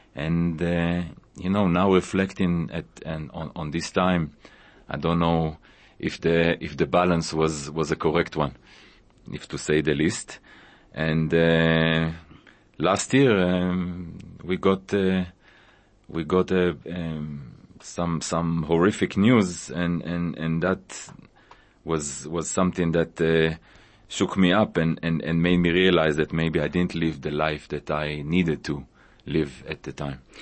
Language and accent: English; Israel; moved away as an adult; also born or lived in Tanzania; now in South Africa; I was born in Israel